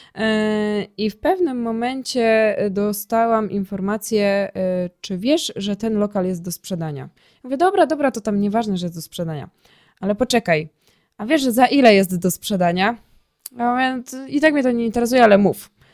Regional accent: Ruda Śląska, Silesian Voivodeship, Poland; also born or lived in Sosnowiec; Ja jestem z Rudy Śląskiej i tutaj e, później całą działalność przeniosłam do Sosnowca

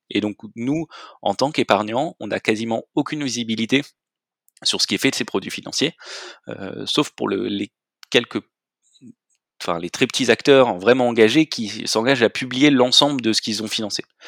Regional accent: Marseille, Provence-Alpes-Côte d'Azur, France; also born or lived in Belgium; je suis originaire de Marseille

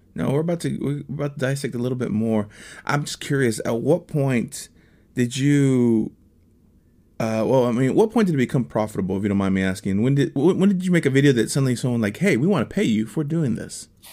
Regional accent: Texas, United States; moved away as an adult; now in Nashville, United States; I am a Texicano. I'm from Texas originally

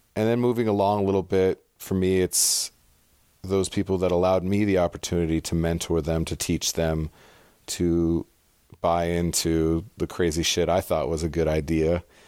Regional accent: San Diego, California, United States; also born or lived in Pasadena, California / North Rhine-Westphalia, Germany; grew up into my elementary, middle school, high school years in Southern California in North County, San Diego.

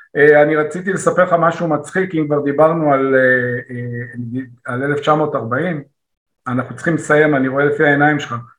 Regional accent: Israel; אני ישראלי

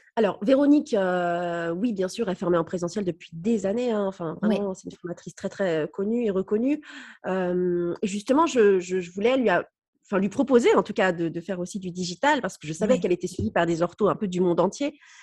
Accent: Brittany, France; also born or lived in Nice; comme je suis bretonne, la Bretagne me manquait beaucoup et du coup, on est rentré après en 2010 à Brest

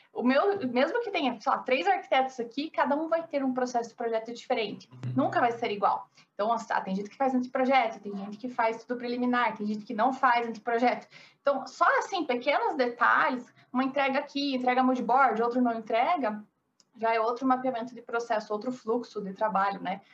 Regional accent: interior of Paraná, Brazil; accent: interior; moved away as an adult; also born or lived in Curitiba; now in São Paulo, Brazil; Moro em São Paulo, mas eu sou do interior do Paraná.

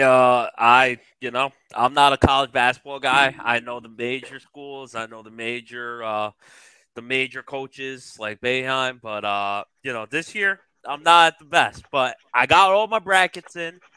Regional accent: New Jersey, United States; I'm from Jersey, as you fellas know. For what sure. part? In this corner, uh, North Jersey

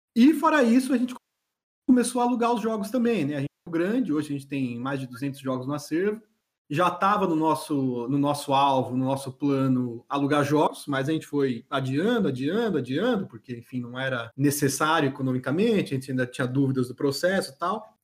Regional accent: São Paulo, Brazil; moved away as an adult; now in Florianópolis, Brazil; sou natural de São Paulo mesmo, São Paulo capital, sou paulistano

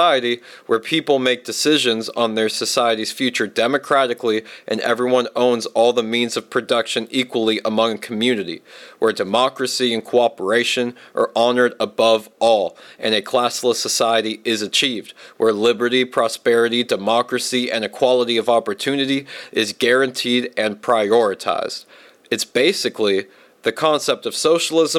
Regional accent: Virginia, United States; I'm from Virginia, from a military family

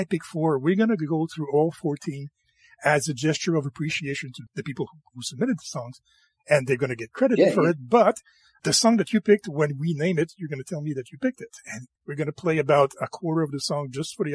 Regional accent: rural Quebec, Canada; I'm French Canadian

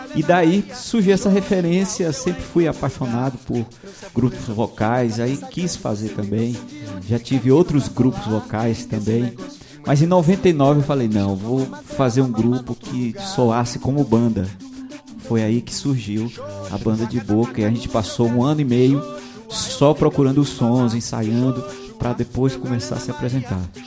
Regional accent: Bahia, Brazil; a gente é da Bahia

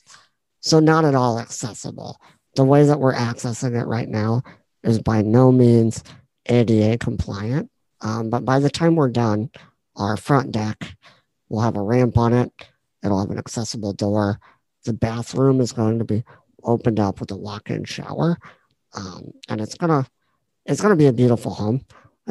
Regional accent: Pleasantville, Iowa, United States; I bought a house in my hometown

